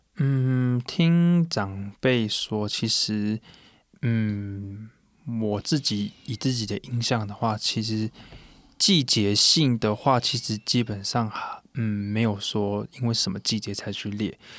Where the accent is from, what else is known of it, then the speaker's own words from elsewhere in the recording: Puli, Nantou County, Taiwan; 我们泰雅族的话，像我国小的话，可能一个班上就有一个我是泰雅族的